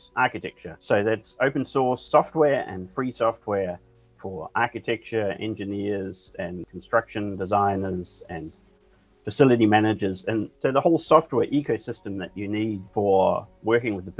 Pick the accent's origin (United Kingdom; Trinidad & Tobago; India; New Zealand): New Zealand; moved away as an adult; now in Denmark; I'm from New Zealand, trained as an architect in New Zealand, and I live in Denmark with my family